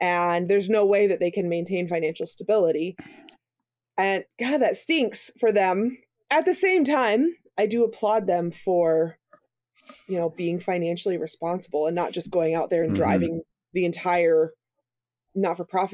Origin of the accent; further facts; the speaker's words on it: Missouri, United States; I'm from Missouri